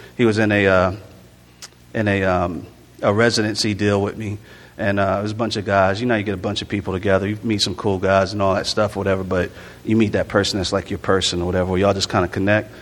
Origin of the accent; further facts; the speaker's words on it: Jacksonville, Florida, United States; also born or lived in Newark, New Jersey / Orlando, Florida; I was born in Newark, New Jersey, raised in um, Jacksonville, Florida, a little bit in Orlando, Florida